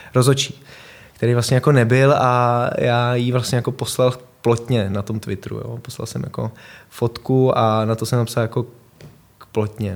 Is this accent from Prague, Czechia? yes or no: yes; Prague, Czechia; Vyrostl jsem tady ve Vršovicích, eh, moje rodiče, bydleli jsme na Žižkově, pak jsme se přestěhovali do Vršovic na Hroudu